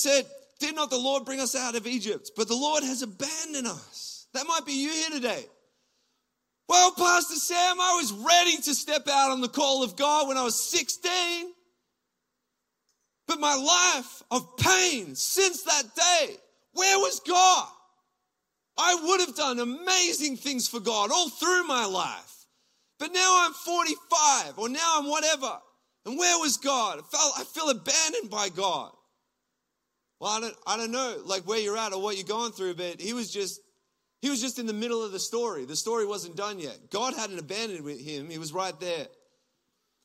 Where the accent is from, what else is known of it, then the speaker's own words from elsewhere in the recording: Gippsland, Victoria, Australia; moved away as an adult; now in Toronto, Canada; I'm from Gippsland. I'm a country boy